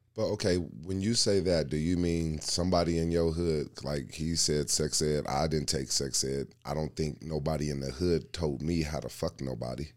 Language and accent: English; Denver, Colorado, United States; I grew up in Park Hill